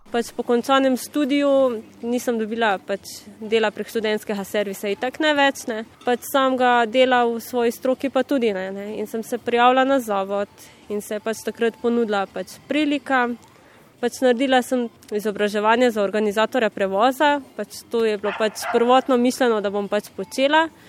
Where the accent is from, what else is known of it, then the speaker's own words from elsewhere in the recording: Cerkno, Slovenia; also born or lived in Ljubljana; prihajam iz Cerkna